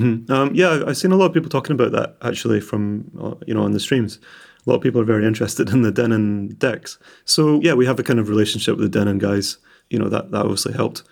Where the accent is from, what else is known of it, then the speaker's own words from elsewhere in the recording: Edinburgh, Scotland, United Kingdom; now in Glasgow, United Kingdom; I'm orig-, originally from more east, I was born in Edinburgh.